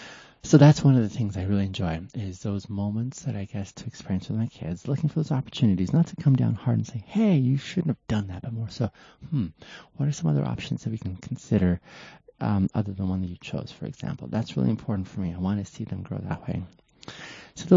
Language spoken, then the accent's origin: English; Arizona, United States; Now I am from Arizona.